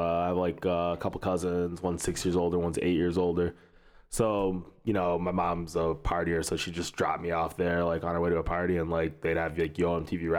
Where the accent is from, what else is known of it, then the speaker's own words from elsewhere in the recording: Oak Park, Michigan, United States; also born or lived in Ann Arbor, Michigan; I grew up around, lived in Oak Park, which is right by Detroit. So went to Berkeley High School.